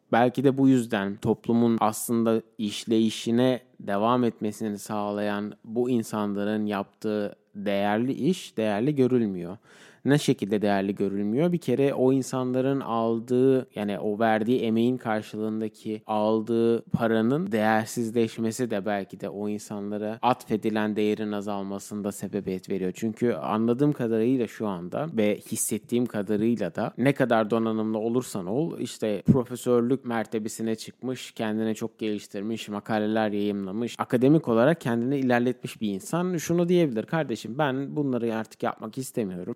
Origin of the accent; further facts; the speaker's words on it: Turkey; first language Turkish; moved away as an adult; Türkler olarak biz Türkiye'de de çok toplum olarak yaşamaya alışmış bir insanlarız